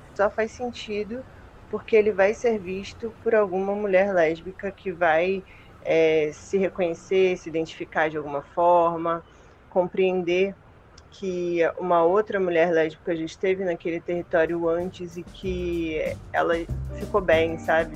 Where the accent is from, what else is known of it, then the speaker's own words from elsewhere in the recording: Rio de Janeiro, Brazil; sou carioca